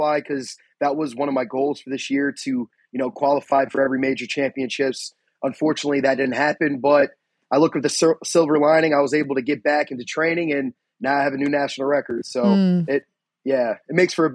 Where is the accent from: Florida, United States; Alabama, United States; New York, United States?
New York, United States; born or raised there; now in Pennsylvania, United States